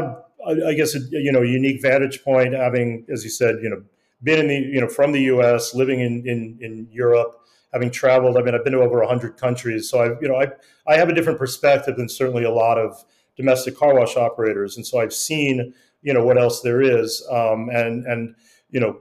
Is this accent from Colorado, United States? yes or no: yes; Denver, Colorado, United States; moved away as an adult; also born or lived in Prague; I grew up in Denver washing my parents' cars in our driveway